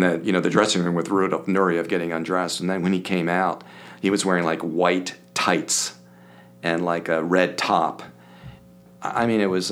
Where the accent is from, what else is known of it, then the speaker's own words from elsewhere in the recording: Springfield, Pennsylvania, United States; also born or lived in Philadelphia, Pennsylvania; now in Kansas City, United States; I had a blessed life growing up in Springfield, 12 miles southwest of Philadelphia.